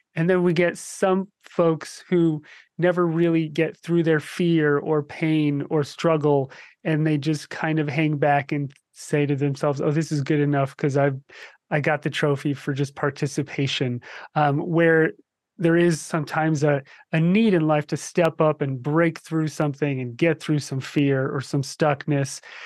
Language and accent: English; New Jersey, United States; moved away; I grew up in New Jersey